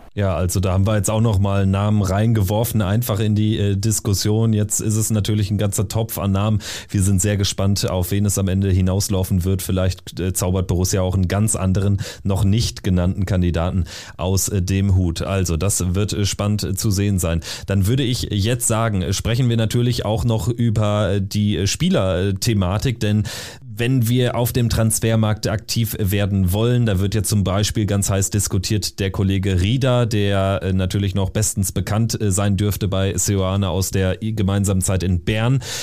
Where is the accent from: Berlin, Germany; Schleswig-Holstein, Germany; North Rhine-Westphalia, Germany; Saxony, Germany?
North Rhine-Westphalia, Germany; durch meine Heimat